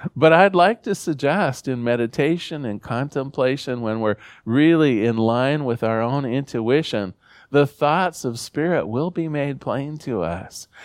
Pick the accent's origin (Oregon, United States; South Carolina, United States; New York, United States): Oregon, United States; Newport; I come from Newport, Oregon, a small fishing village on the Central Coast.